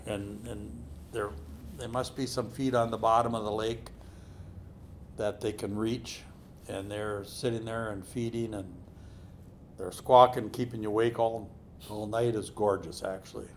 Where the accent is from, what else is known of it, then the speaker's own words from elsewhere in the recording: Perham, Minnesota, United States; I grew up on Little Pine